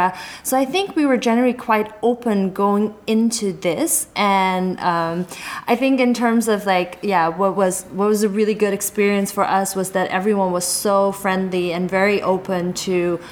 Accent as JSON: {"language": "English", "country": "Netherlands", "tie": "born or raised there", "moved": "yes", "lives_now": "Shanghai, China", "said": "Like … and I are both Chinese. We even though we grew up in Holland, our cultural heritage and the way we look is definitely Chinese."}